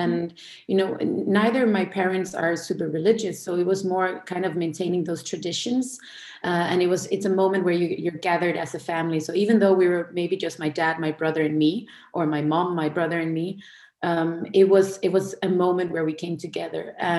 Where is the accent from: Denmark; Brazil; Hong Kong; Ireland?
Denmark; I am born and raised in Denmark in a Danish Jewish household